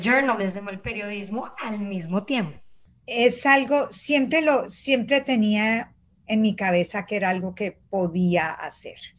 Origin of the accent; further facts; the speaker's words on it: Colombia; now in United States; yo soy colombiana obviamente, entonces venía de la música de Colombia